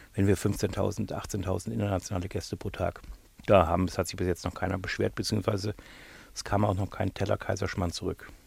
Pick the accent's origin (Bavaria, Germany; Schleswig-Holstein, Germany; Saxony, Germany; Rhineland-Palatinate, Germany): Bavaria, Germany; now in United Kingdom; dass ich ja immer noch meinen bayerischen deutschen Pass habe